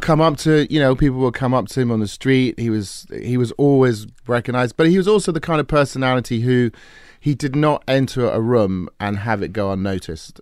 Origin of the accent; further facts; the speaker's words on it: England, United Kingdom; I grew up in England